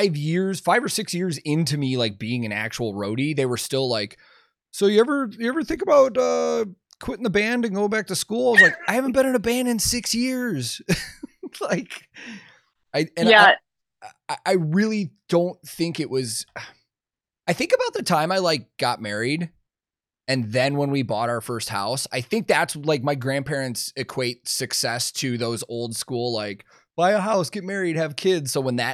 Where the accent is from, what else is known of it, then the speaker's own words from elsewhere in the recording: outside of Chicago, Illinois, United States; I also grew up outside of Chicago